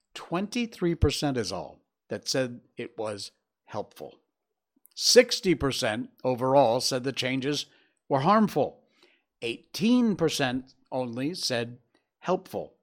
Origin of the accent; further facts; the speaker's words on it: Cornwall, Connecticut, United States; moved away; my hometown back in Cornwall, Connecticut